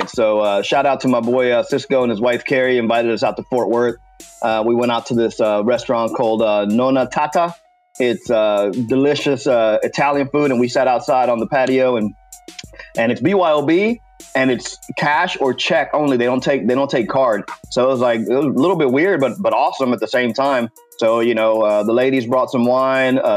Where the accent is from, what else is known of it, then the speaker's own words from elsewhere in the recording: Puerto Rico; English is a second language; moved away; I mean, I had to learn English when I moved here from Puerto Rico, so it's not even my native language, and I still speak both languages better than you.